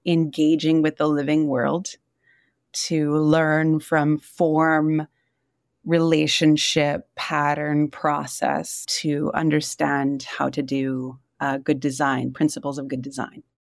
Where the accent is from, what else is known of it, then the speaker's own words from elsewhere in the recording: Yurok community in Northern California, United States; also born or lived in Wisconsin; now in Tucson, United States; I was raised in the Yurok community in Northern California